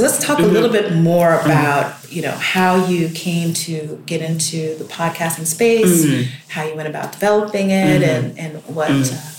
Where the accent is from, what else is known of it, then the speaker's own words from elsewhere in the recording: Colorado, United States; moved away as an adult; also born or lived in Ghana; so I grew up in Colorado.